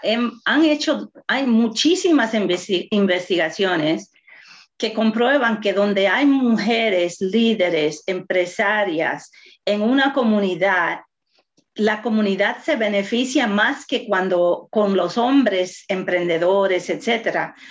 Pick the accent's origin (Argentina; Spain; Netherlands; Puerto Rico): Puerto Rico; soy latina, soy puertorriqueña